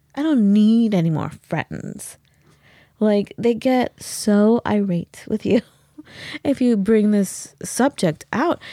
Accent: Los Angeles, California, United States; we grew up in Los Angeles

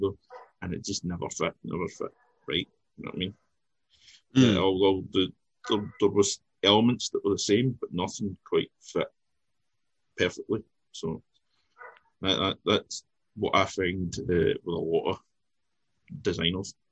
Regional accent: Scotland, United Kingdom; being Scottish

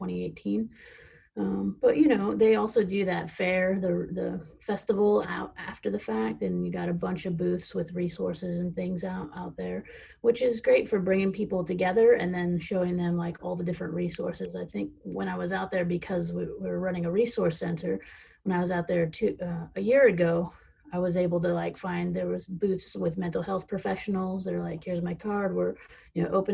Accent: Fresno, California, United States; growing up in Fresno

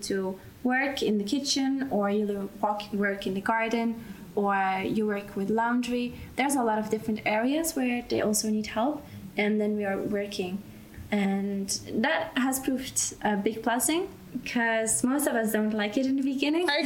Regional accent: Belgium; moved away as an adult; now in Austria; and I grew up in Belgium

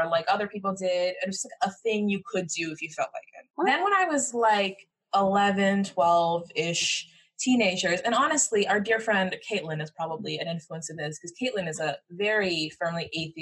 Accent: Jamaica; I'm Jamaican, and Jamaican people are, generally speaking, some kind of Christian

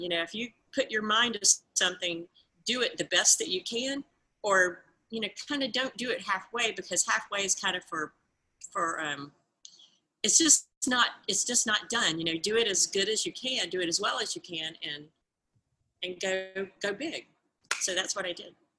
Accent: Georgia, United States; I'm um, a Southerner. I was raised in Georgia, in the southern part of the United States

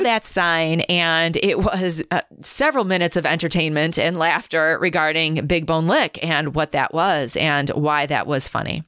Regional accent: Midwest, United States; we're from the Midwest

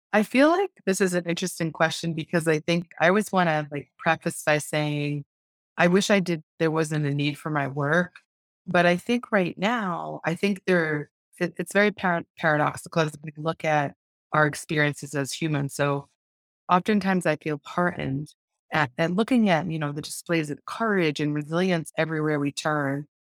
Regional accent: Lakeville, Massachusetts, United States; I grew up in a town called Lakeville. and. Meth in southeastern Massachusetts in the United States. It's south of Boston

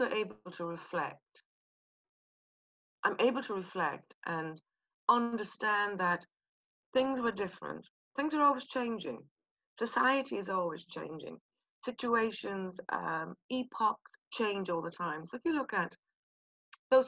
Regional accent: Kilkenny, Leinster, Ireland; accent: soft Irish; moved away as an adult; also born or lived in Belfast, Northern Ireland; now in London, United Kingdom; I was born in Belfast, raised in Kilkenny

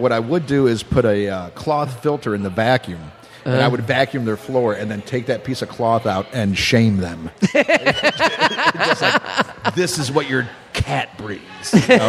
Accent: Cocoa Beach, Florida, United States; moved away as an adult; now in New Orleans, United States; I was like Cocoa Beach area. About 50 minutes south of Orlando.

